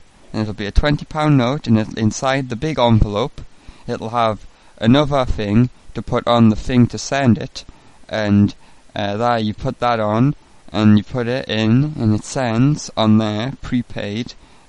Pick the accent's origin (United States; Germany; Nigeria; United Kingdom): United Kingdom; England; I'm an Englishman. I'm calling from England on a payphone. I'm putting British 20p coins into the payphone to speak to you.